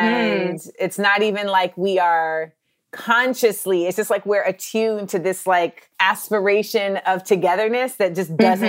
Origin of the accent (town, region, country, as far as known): Orlando, Florida, United States; born or raised there; also born or lived in Los Angeles / New York